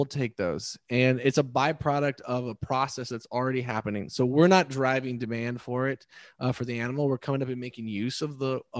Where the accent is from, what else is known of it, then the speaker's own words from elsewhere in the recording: Texas, United States; as a Texan, right? I grew up kind of drenched in it